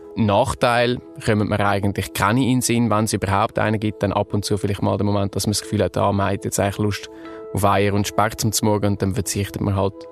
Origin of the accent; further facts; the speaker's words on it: Zurich, Switzerland; ich bin 28, geboren und aufgewachsen in Zürich